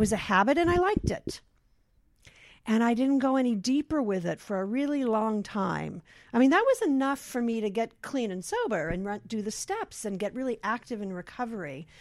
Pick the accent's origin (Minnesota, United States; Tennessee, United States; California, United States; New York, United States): California, United States; Los Angeles; I grew up here in Los Angeles in the San Fernando Valley in Van Nuys